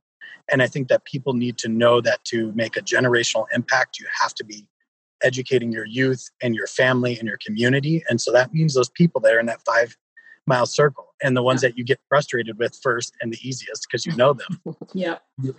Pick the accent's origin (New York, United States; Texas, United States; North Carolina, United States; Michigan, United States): Michigan, United States; Detroit; I grew up in Detroit